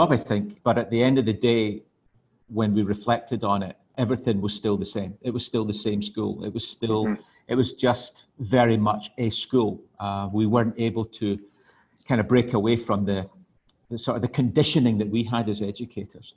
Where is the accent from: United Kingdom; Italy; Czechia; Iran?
United Kingdom; Scotland; moved away as an adult; also born or lived in Hong Kong / Glasgow; now in Thailand; I'm originally from Scotland. I lived in Hong Kong for 26 years prior to coming out to Thailand last year.